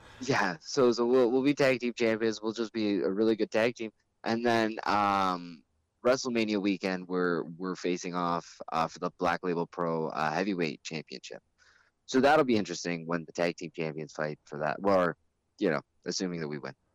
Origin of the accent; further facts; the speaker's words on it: Canada; we're the Canadian guys